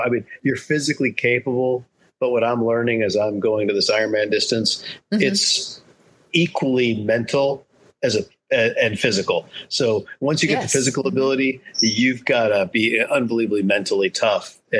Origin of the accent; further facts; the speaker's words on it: Rochester, New York, United States; also born or lived in Southern California; I grew up in Rochester, New York, and Southern California, back mm-hmm. and forth.